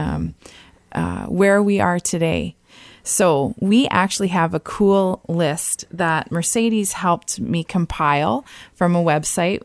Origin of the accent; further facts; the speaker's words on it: Niagara Falls, Ontario, Canada; now in Ottawa, Canada; I grew up in Niagara Falls